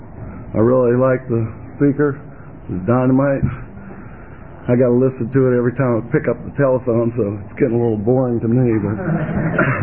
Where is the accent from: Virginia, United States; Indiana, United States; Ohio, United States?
Virginia, United States; I'm from Virginia, honey. Home of the Virginia region